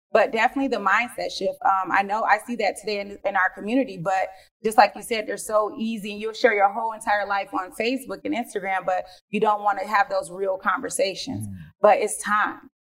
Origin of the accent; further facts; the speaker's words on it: Detroit, Michigan, United States; born and raised in Detroit, Michigan, cold Detroit.